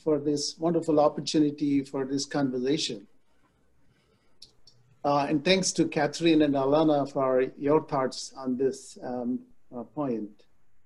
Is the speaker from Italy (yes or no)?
no; India; moved away; I grew up in India